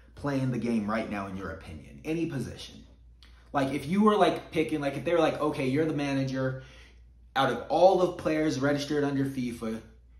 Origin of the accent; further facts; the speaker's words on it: United States; I identify 100% as an American